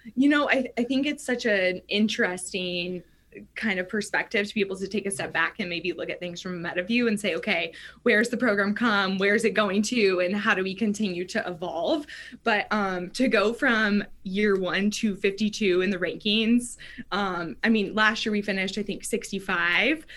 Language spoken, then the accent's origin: English; Oregon, United States; moved away; also born or lived in Arizona / New Mexico; growing up in Oregon, it rained sure. all the time. So like my whole life in the PNW was all indoor tennis